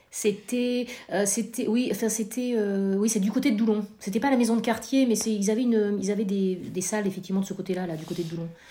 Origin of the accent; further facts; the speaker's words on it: Corrèze, Nouvelle-Aquitaine, France; now in Nantes, France; j'ai grandi en Corrèze